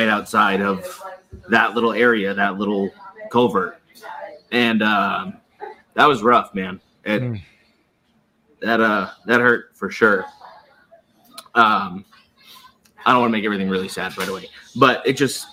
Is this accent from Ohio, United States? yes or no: no; Boston, Massachusetts, United States; moved away as an adult; also born or lived in San Diego; now in Orlando, United States; I'm not from San Diego. I was stationed in San Diego. That's where we met when I was in the Navy. Yeah. I used to live there for sure. From Boston, though. But I'm down in Orlando